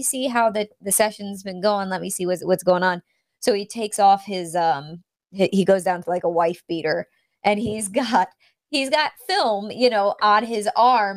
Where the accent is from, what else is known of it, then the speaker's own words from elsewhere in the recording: North Carolina, United States; North Carolina